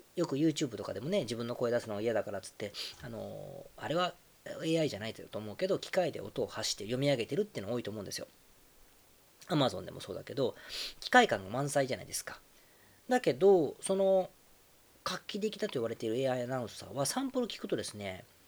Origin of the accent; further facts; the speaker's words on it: Osaka, Japan; moved away; 自分の実家が大阪